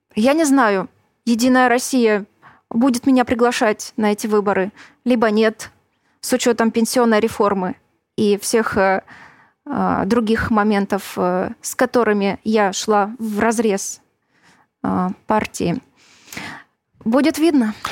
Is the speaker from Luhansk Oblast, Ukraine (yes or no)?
yes; Luhansk, Luhansk Oblast, Ukraine; moved away; also born or lived in Crimea; я родилась в Луганске. Это была Украина. Поэтому я являюсь украинкой.